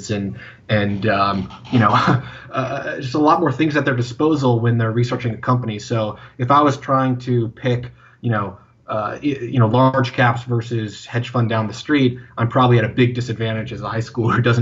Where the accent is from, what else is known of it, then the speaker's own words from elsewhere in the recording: Dallas-Fort Worth area, Texas, United States; I grew up in the Dallas-Fort Worth area